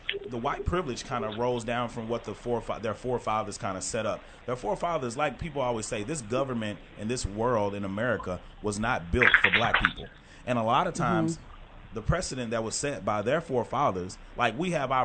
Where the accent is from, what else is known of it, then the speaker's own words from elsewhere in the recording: Texarkana, United States; growing up in Texarkana